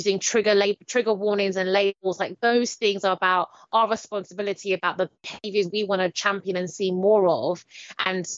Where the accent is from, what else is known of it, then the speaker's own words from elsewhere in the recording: London, United Kingdom; I'm from Stratford, Newham